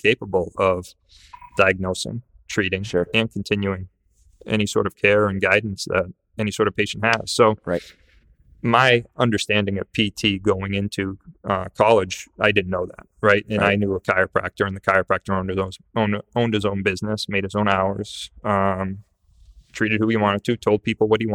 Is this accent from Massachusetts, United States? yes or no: yes; Salisbury, Massachusetts, United States; I grew up in this area, right? I grew up in Salisbury.